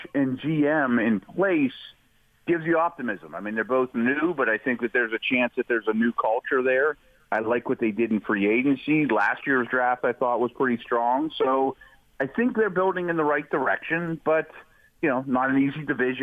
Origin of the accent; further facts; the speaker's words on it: Pittsburgh, Pennsylvania, United States; I'm 47 years old, and I've seen three head coaches in my hometown